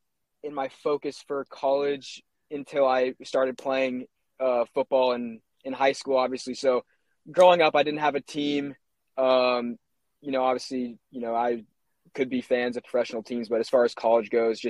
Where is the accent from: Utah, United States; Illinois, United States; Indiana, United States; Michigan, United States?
Utah, United States; also born or lived in California; So, you know, I was born in California, moved to Utah when I was young, kind of started playing sports there, you know, a lot of soccer, as most kickers start off with.